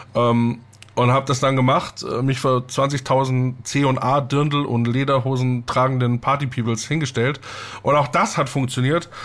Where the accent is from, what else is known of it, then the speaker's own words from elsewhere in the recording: southeastern Upper Bavaria, Germany; Ich komme ja aus dem Südostoberbayern